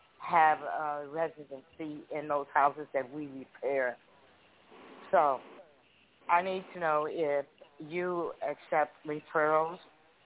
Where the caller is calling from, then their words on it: Chicago, Illinois, United States; I'm calling from Chicago.